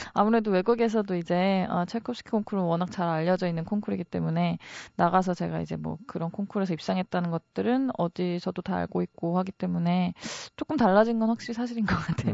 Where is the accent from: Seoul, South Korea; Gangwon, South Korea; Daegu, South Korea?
Gangwon, South Korea; Wonju; 제가 강원도 원주 사람이잖아요